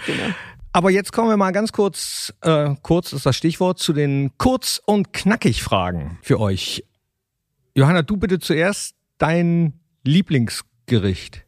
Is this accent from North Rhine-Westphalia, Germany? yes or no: yes; Mönchengladbach, North Rhine-Westphalia, Germany; ich komm aus Mönchengladbach